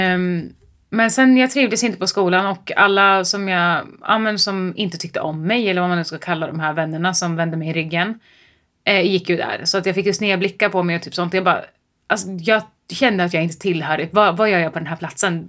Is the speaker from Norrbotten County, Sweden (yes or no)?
no; Mantorp, Östergötland, Sweden; jag kommer från Mjölby eller Mantorp eller vad fan mm. man säger. Eh, I Östergötland